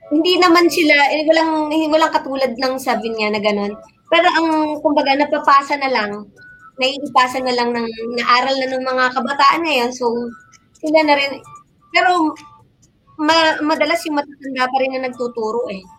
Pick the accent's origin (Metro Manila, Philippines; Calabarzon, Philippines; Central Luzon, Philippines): Calabarzon, Philippines; Batangas City; ako sa talumpok ako lumaki, doon ako ipinanganak.